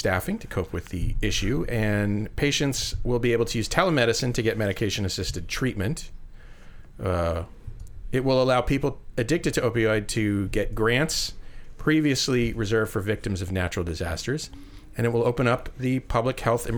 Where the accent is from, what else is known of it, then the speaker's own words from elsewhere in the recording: Falmouth, Massachusetts, United States; now in Iowa City, United States; my hometown newspaper in Falmouth, Massachusetts